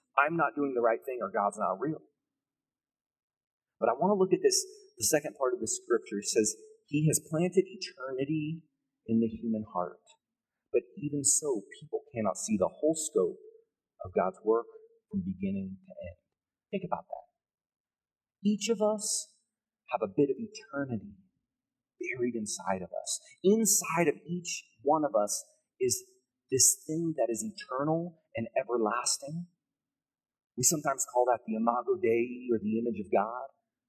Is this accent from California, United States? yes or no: yes; California, United States; moved away as an adult; now in Colorado, United States; But I remember when we first moved to Colorado. It was 2005. We're from California, the Bay Area. We had zero seasons.